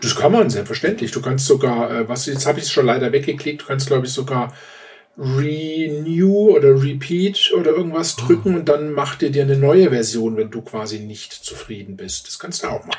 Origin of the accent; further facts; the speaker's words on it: Baden-Württemberg, Germany; now in Upper Bavaria, Germany; die meiste Zeit meines Lebens habe ich äh, in Baden-Württemberg gelebt